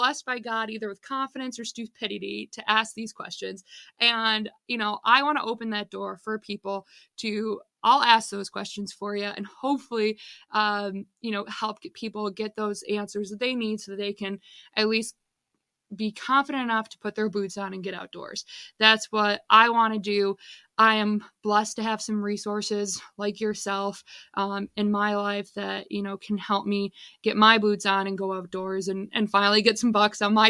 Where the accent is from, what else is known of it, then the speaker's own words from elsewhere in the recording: Michigan, United States; I'm 29 years old, born and raised in Michigan, grew up around hunting